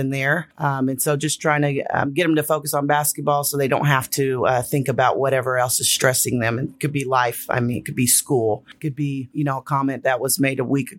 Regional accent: California, United States; I'm from California

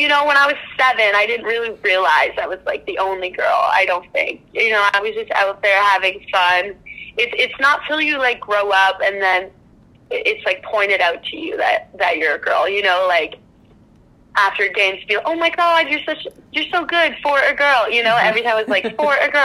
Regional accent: Welland, Ontario, Canada; I grew up in Welland, Ontario

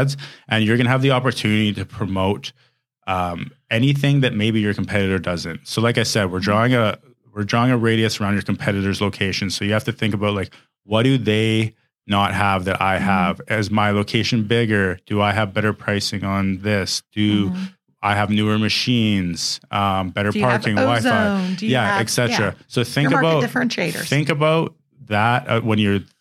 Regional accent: Canada; I'm Canadian.

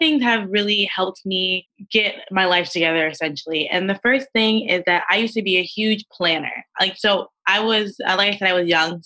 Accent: Teaneck, New Jersey, United States; I'm from Teaneck, New Jersey

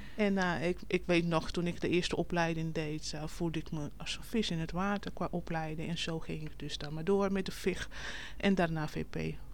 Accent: Curaçao; moved away as an adult; now in Netherlands; Ik kom oorspronkelijk uit Curaçao

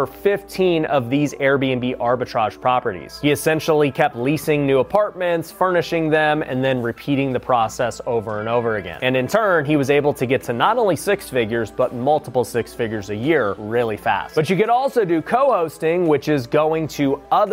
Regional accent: Las Vegas, Nevada, United States; Las Vegas, my hometown.

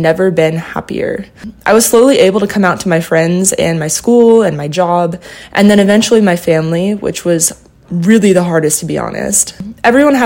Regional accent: Southern California, United States; now in New York City, United States; I grew up in Southern California in a family of four people

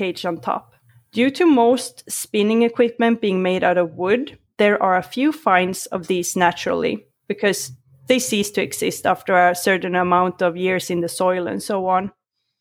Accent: Sweden; born or raised there; English is a second language

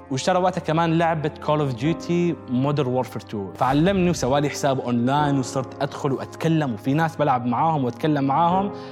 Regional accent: United Arab Emirates; also born or lived in Syria; انا من سوريا بس آه، ولدان طول عمري هنا

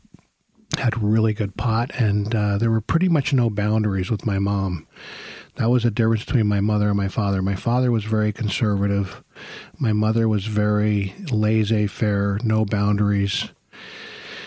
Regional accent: New York, United States; I was born in New York

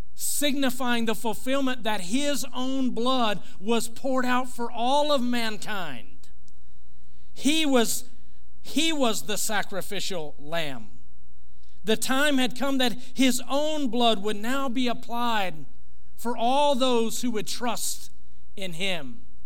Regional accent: United States; as an American, as a patriot uh, in, in this country, as a, a proud American

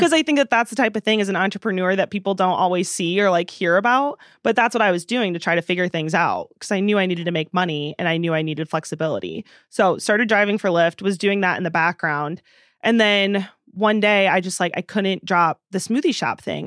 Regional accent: Princeton, Illinois, United States; moved away as an adult; also born or lived in Nashville; now in Madison, United States; Princeton, the town that I went to high school

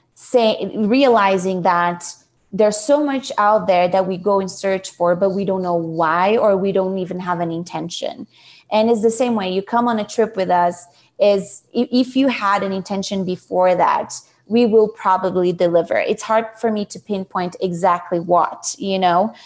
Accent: São Paulo, Brazil; moved away as an adult; now in United States; I am originally from Brazil, Sao Paulo

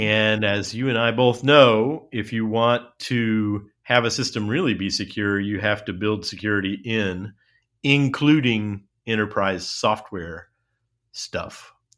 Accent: United States; as an American, um, and not just as a liberal American, but just as a plain old American.

